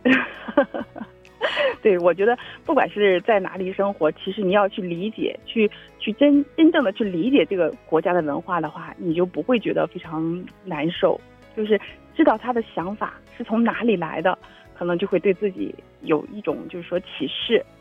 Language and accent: Chinese; China; now in Japan; 以前工作几乎，只有我一个中国人